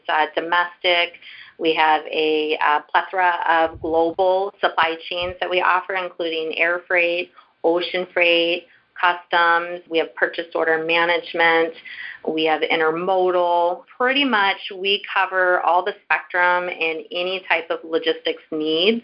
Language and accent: English; St. Louis, Missouri, United States; also born or lived in Kansas City; my hometown is St. Louis